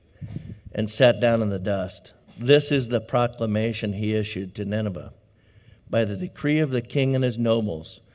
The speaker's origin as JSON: {"language": "English", "region": "Southern Illinois", "country": "United States", "tie": "born or raised there", "moved": "yes", "lives_now": "Redding, United States", "said": "growing up in Sunday school in the American Baptist Church in Southern Illinois"}